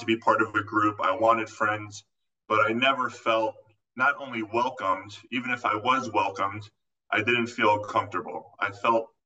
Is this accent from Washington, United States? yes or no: no; Florida, United States; moved away as an adult; also born or lived in California; I actually grew up in Florida